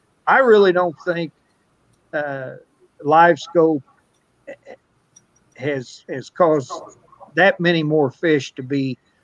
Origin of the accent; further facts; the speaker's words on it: Bootheel, Missouri, United States; I'm from the Boot Hill. Everything we eat's fried